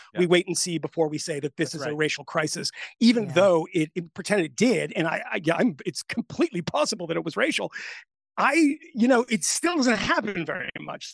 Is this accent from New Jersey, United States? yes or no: no; Connecticut, United States; I'm from Connecticut.